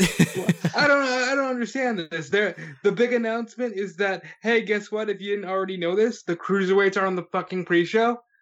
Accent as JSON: {"language": "English", "region": "New York", "country": "United States", "said": "I'm from New York"}